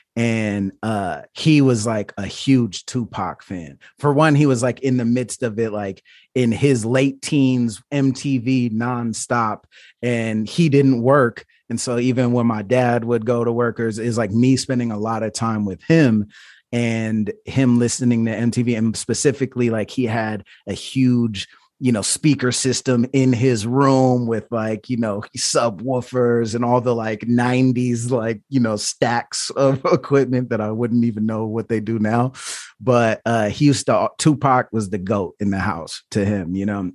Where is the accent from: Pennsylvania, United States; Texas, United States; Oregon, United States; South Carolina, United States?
Oregon, United States; Portland; I was born in Portland, Oregon